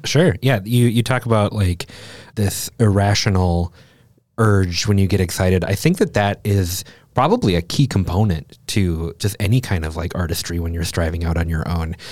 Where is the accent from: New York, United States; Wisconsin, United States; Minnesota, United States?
Minnesota, United States; I am also from Minnesota.